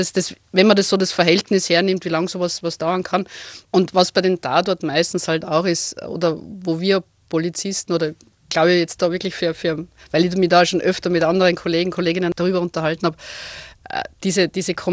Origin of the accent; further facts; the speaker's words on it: Krems, Lower Austria, Austria; Also ich bin gebürtige Kremserin, also ich komme aus der Wachau, also es ist nicht ganz so klassisch flaches Niederösterreich, sondern wir haben zumindest das schöne Donautal.